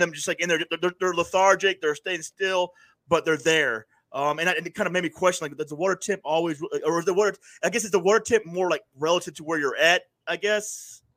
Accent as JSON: {"language": "English", "town": "Panama City", "region": "Florida", "country": "United States", "tie": "born or raised there", "moved": "yes", "lives_now": "upstate New York, United States", "said": "I grew up in Panama City, Florida"}